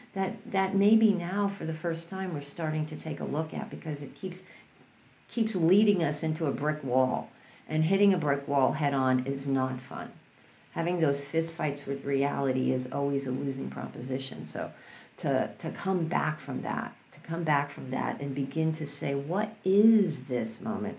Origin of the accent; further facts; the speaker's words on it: New York City, New York, United States; I grew up in New York City.